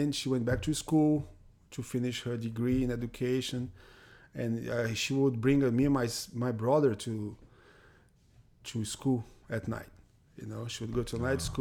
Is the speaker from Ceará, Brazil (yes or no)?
yes; Fortaleza, Ceará, Brazil; English is a second language; moved away as an adult; also born or lived in Bahia, Brazil; now in United States; growing up, I grew up pretty much in Fortaleza, right, when I was a little kid